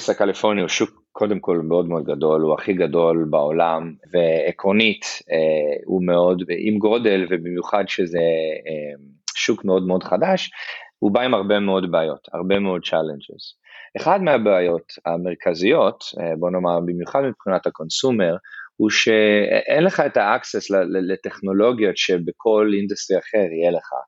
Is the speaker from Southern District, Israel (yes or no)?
yes; Eilat, Southern District, Israel; moved away as an adult; also born or lived in Nigeria; now in United States; אני כן אני אילתי במקור אני נולדתי באילת אה, ההורים שלי עבדו במשרד החינוך ובסולל בונה המון שנים אז אני דווקא יחסית גדלתי בניגריה, באפריקה